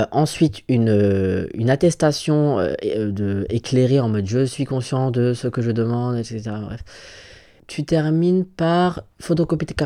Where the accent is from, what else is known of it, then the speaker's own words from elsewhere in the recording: Gabon; voilà, je suis gabonais, j'aimerais bien aller au Gabon. Je peux pas. Je veux pas me risquer à y aller.